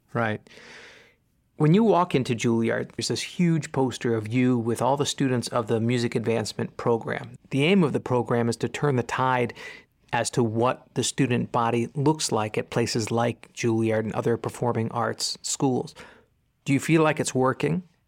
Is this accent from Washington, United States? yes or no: no; New York, United States; I'm from New York